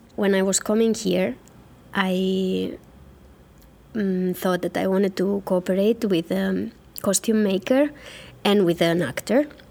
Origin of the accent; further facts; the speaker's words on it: Catalonia, Spain; moved away as an adult; now in Helsinki, Finland; I was born in Catalonia, but I have been living and working for the last 14 years in Helsinki, in Finland.